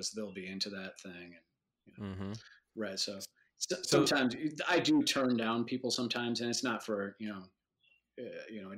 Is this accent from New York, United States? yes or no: no; Madison, Wisconsin, United States; I grew up in Madison, Wisconsin